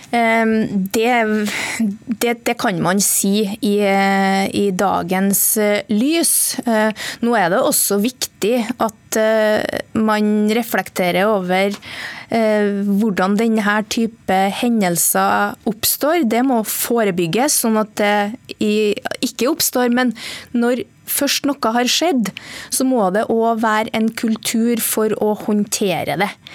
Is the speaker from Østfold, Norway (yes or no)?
no; Trøndelag, Norway; Der jeg kommer fra i Nord-Trøndelag